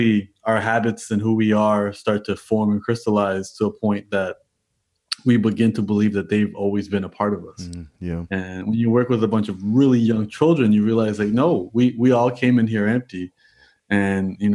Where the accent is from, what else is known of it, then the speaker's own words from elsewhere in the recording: Toronto, Ontario, Canada; born and raised in Toronto